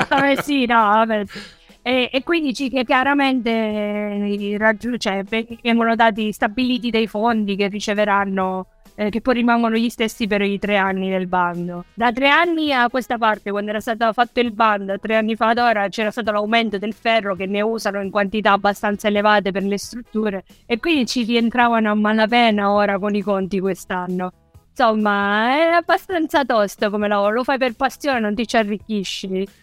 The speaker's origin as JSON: {"language": "Italian", "town": "Acireale", "region": "Sicily", "country": "Italy", "tie": "born or raised there", "moved": "yes", "lives_now": "Viareggio, Italy", "said": "da Cireale più o meno funziona così, che è il mio paese d'origine"}